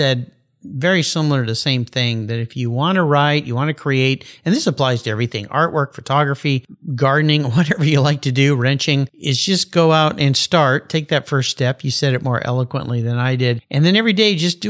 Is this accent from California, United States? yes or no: yes; San Diego, California, United States; I grew up in Southern California. I was a surfer kid. And a friend of mine's dad was a member of the original Pump House Gang in Wind and Sea in La Jolla, where I grew up.